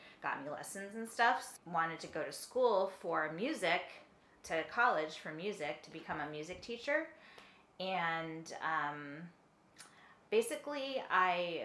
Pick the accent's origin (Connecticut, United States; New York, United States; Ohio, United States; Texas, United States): Connecticut, United States; northeastern; also born or lived in California / Florida; Eastern Connecticut, rural, like, sort of, northeastern Connecticut.